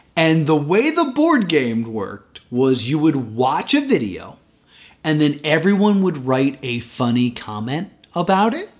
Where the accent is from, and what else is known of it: United States